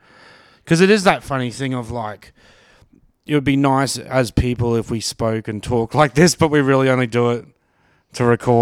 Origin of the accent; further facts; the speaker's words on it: Australia; Yeah, well, like as Aussies, I'm into sports